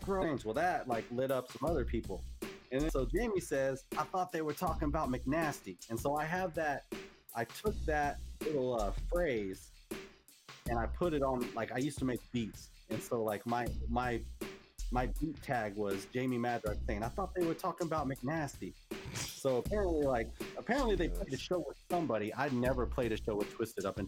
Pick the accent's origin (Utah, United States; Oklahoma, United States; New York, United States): Oklahoma, United States; I'm from Oklahoma